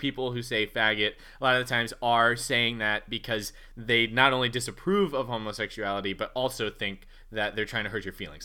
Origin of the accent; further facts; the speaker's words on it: United States; a person who is from, you know, bumfuck nowhere, U S